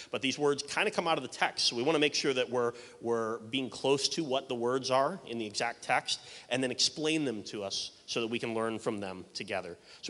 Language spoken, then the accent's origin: English; Detroit, Michigan, United States; now in Boston, United States; I'm from Detroit originally